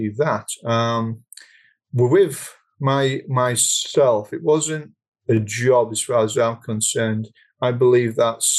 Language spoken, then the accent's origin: English; United Kingdom; I am a British national. I'm not an American